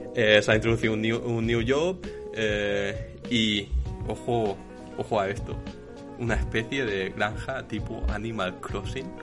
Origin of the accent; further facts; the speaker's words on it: Badalona, Catalonia, Spain; soy de, de Badalona